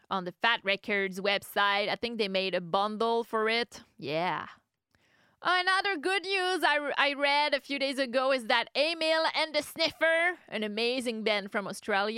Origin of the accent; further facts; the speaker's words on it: Canada; I'm from Canada